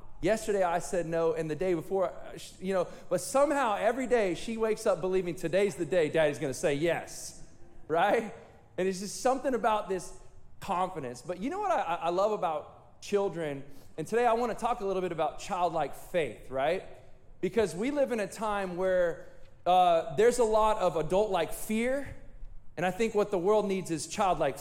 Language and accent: English; Chowchilla, California, United States; I'm from Chowchilla